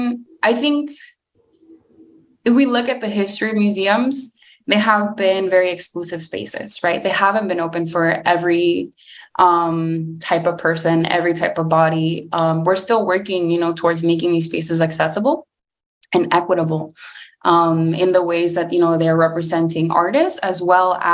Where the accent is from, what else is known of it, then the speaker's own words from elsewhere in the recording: Los Angeles, California, United States; I am from Los Angeles